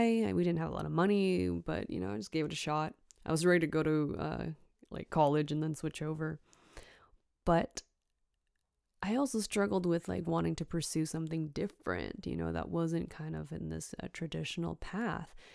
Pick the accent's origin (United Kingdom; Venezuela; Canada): Canada; Richmond, British Columbia; also born or lived in Hong Kong; growing up in Richmond, B C, Canada, close to Vancouver